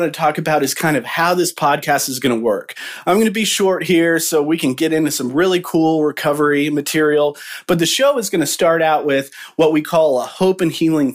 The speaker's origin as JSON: {"language": "English", "region": "Midwest", "country": "United States", "said": "we're from the Midwest"}